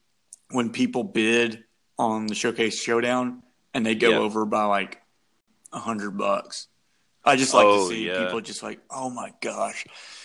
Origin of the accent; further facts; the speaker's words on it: Shreveport, Louisiana, United States; I'm from Shreveport